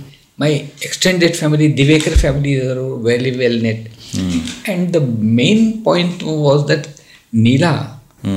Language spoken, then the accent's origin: English; Dharwad, Karnataka, India; there is a family, we are all from Dharwad